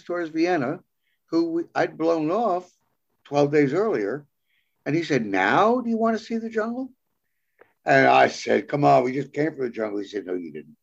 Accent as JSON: {"language": "English", "town": "New York City", "region": "New York", "country": "United States", "said": "I was from New York City."}